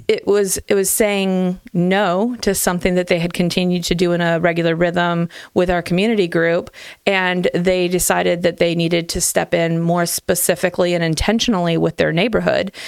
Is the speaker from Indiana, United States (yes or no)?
no; Hartville, Ohio, United States; I grew up in Hartville